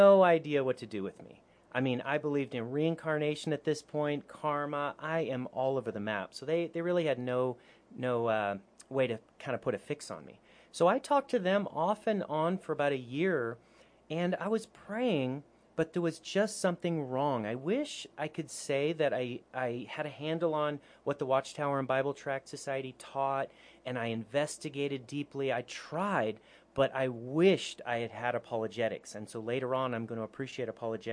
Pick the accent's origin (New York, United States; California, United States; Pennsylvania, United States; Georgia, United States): California, United States; Northern; growing up in Northern California, I was a teenager